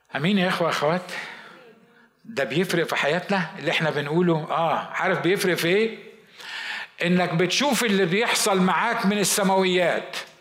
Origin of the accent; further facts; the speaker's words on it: Egypt; moved away as an adult; now in United States; عندنا في مصر